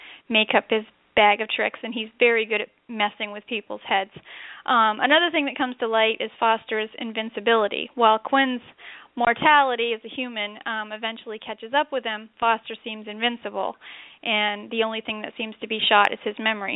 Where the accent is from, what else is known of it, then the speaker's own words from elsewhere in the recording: Canada; moved away as an adult; now in Massachusetts, United States; I grew up in Canada in the 70s and 80s